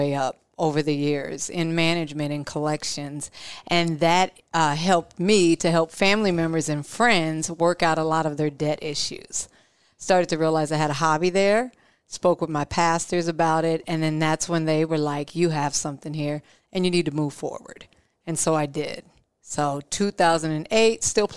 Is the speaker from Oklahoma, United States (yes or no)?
no; Omaha, Nebraska, United States; growing up in Omaha, Nebraska, I grew up in South Omaha, Nebraska